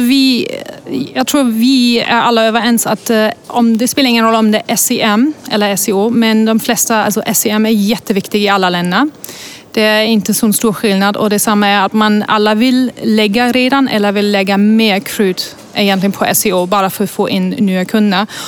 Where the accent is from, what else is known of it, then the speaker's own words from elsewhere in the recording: Germany; now in Sweden; Jag kommer egentligen från Tyskland